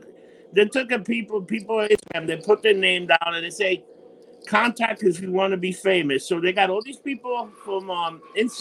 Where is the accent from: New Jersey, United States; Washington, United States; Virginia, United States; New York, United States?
New York, United States; I'm from New York.